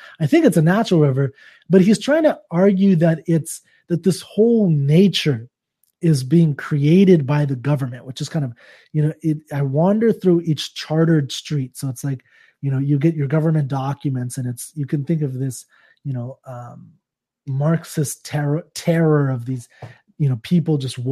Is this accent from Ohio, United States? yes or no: no; Fremont, California, United States; moved away; also born or lived in Denver; I'm from Fremont, California. It's Northern California